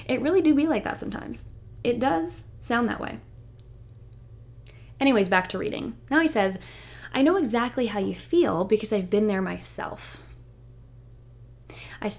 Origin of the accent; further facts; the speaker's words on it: the South, United States; Growing up in the South, it just reminds me of like grits